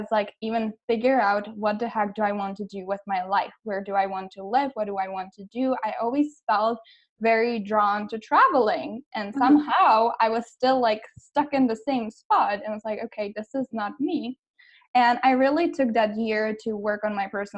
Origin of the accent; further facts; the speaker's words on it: Czechia; moved away as an adult; also born or lived in United States; I am actually originally from the Czech Republic